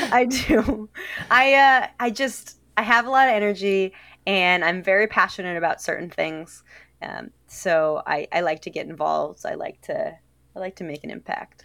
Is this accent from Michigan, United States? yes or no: yes; Detroit, Michigan, United States; moved away as an adult; now in Washington, D.C., United States; I'm from Detroit originally